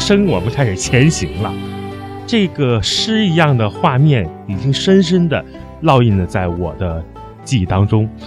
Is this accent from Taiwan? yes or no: no; China; 我们中国人在过年的时候，大年三十包饺子